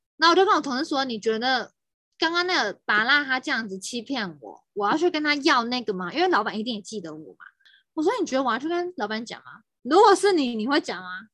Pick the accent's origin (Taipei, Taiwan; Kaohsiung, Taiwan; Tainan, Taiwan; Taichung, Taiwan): Taipei, Taiwan; 我大学的时候是，不是在台北念书，对于我来说，我已经在台北生活了将近二十年